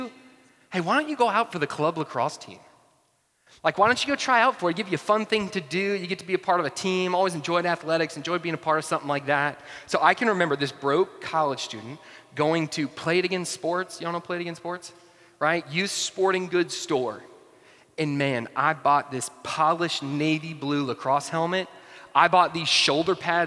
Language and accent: English; North Georgia, United States; also born or lived in Atlanta; I grew up in North Georgia